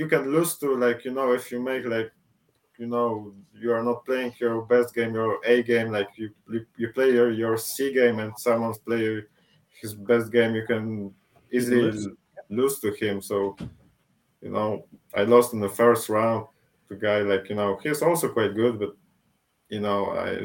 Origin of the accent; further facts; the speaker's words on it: Poznań, Greater Poland, Poland; in Poznań, in my hometown